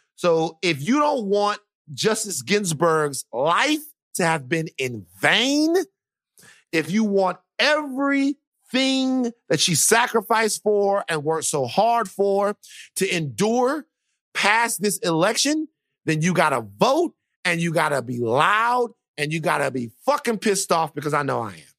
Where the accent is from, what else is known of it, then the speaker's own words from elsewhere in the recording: Louisiana, United States; I am from Louisiana